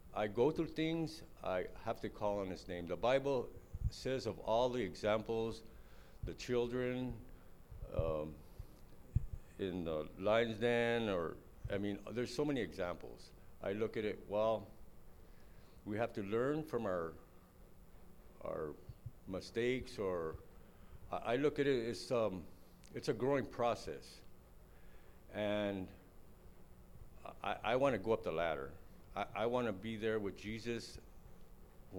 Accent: Los Angeles, California, United States; I was born and raised in East L.A.

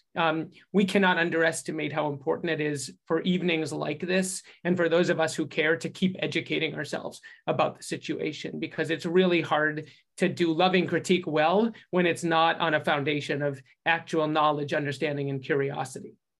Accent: United States; an American Jew and an American Jewish leader

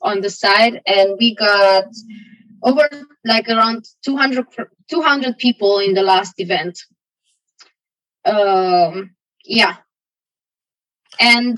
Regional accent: Romania; moved away as an adult; also born or lived in Aarhus, Denmark; now in Denmark; back in my home country, and not the whole country, you know, like I can't speak for the whole country, but where I come from, you know, you have a small bubble where you come from, and that was what was defining my life, you know. It doesn't apply to the whole country of Romania

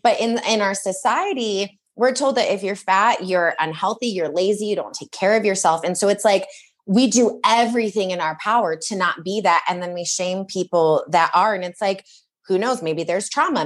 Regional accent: Michigan, United States; I grew up in Michigan

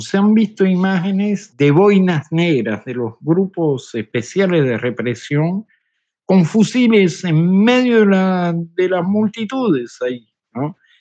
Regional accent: Cuba; now in Paris, France; mi país natal, en Cuba

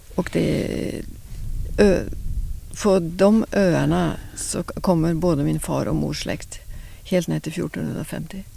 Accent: Oslo, Oslofjord, Norway; now in Lysekil, Sweden; jag kommer från ytterst i Oslo, Oslofjorden. Ja. Vuxit upp

